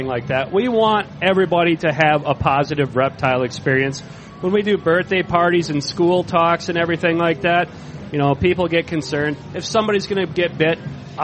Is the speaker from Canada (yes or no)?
no; Wisconsin, United States; I'm from Wisconsin